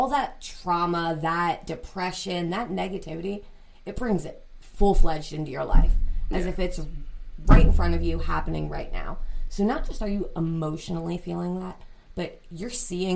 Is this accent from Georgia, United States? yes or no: no; Lebanon, Pennsylvania, United States; to Lebanon, where my mom is. That's where I grew up. It's my hometown